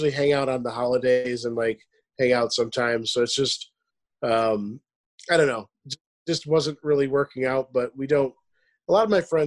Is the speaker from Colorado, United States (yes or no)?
no; New York, United States; also born or lived in Charlotte; now in Lynchburg, United States; I'm from New York and I'm living in Virginia right now